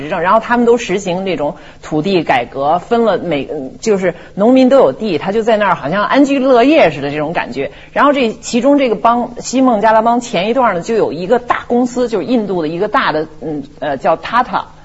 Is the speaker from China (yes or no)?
yes; China; 我中国人好赌